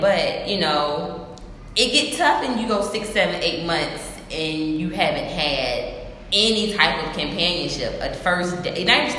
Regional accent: Atlanta, Georgia, United States; moved away; I'm from Atlanta.

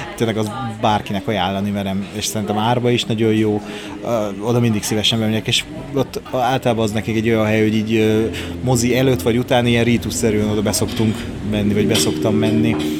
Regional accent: Hungary; én vidéki vagyok

